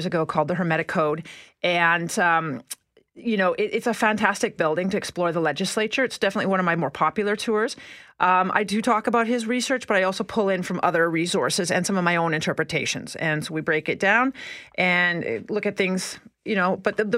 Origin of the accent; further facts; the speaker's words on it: Winnipeg, Manitoba, Canada; I grew up here in Winnipeg